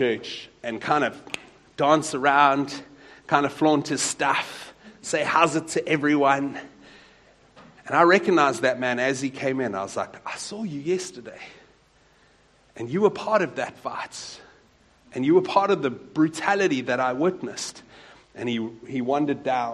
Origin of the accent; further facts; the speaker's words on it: Wellington, Western Cape, South Africa; I grew up in a small town not too far from here called Wellington, in the Arc van die Boland